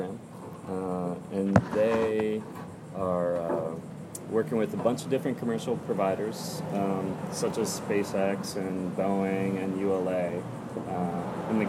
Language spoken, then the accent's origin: English; Space Coast, Florida, United States; also born or lived in upstate New York; We grew up on the Space Coast